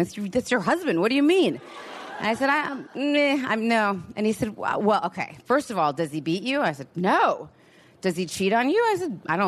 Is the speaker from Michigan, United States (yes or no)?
no; Los Angeles, California, United States; I'm from Los Angeles